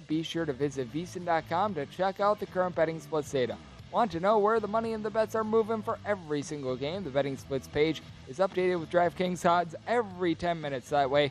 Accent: Wisconsin, United States; I am a gentleman from the great state of Wisconsin.

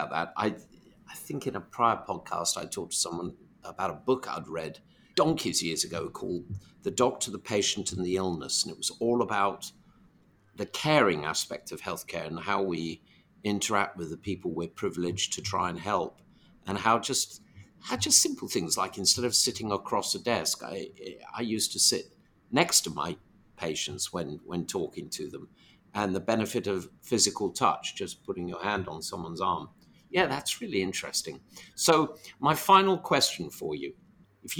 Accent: London, United Kingdom; moved away as an adult; now in United States; in my hometown of London

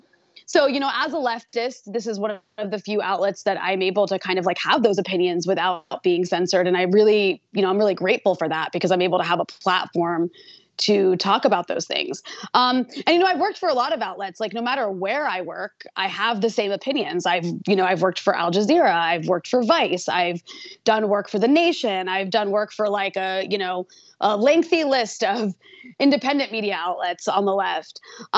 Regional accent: United States; moved away as an adult; now in Beirut, Lebanon; I was born and raised in the U.S., and I actually became a when I became a journalist, I was still living in the U.S. I've only been in Beirut for the last about 3 or 4 years

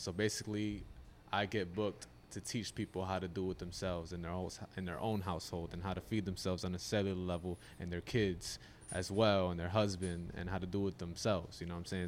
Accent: Yonkers, New York, United States; I'm from Yonkers, New York, about ten minutes north from here.

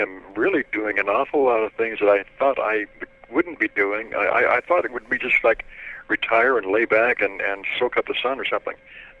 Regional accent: Toronto, Ontario, Canada; I was 8 or 9 years old when I rode the Toronto subway unescorted.

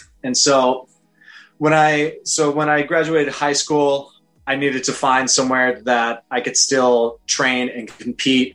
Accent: San Jacinto, California, United States; moved away as an adult; also born or lived in Bay Area, California; now in Canada; I'm originally from like a small desert town, like near, just on the other side of the mountains of Palm Springs

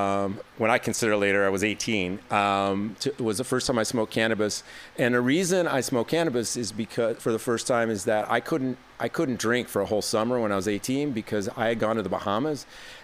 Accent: Detroit, Michigan, United States; moved away as an adult; also born or lived in New York; now in Los Angeles, United States; I grew up in the Detroit area

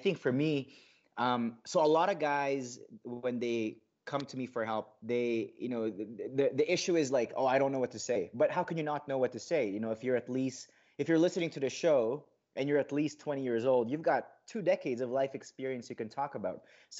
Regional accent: Philippines; English is a second language; moved away; also born or lived in Saudi Arabia; I grew up in a culture, you know, both in the Philippines and in, growing up in the Middle East, like both are very, you know, like conservative, cultures. Like I remember living in Saudi

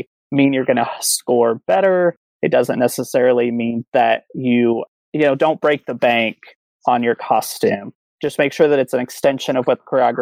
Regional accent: Oklahoma City, Oklahoma, United States; now in Dallas, United States; I am originally from Oklahoma City, and now I'm in Dallas, Texas.

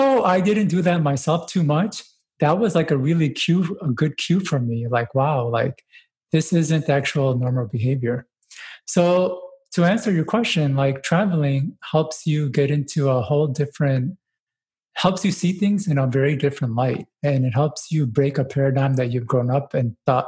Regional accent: United States; also born or lived in Dubai, UAE / Pakistan; growing up in the States

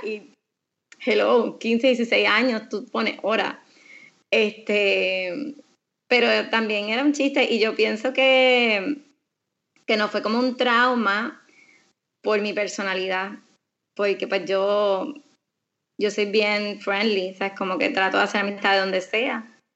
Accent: Aguadilla, Puerto Rico; yo me crié en Aguadilla

